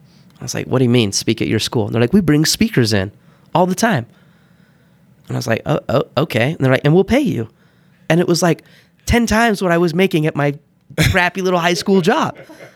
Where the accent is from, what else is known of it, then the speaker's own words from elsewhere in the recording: Heber, Utah, United States; also born or lived in Bountiful / Texas / Kansas; So I was born in Bountiful. We grew up a little bit in Texas and Kansas, but man, Heber was there. I think I was there when I was fifth grade on.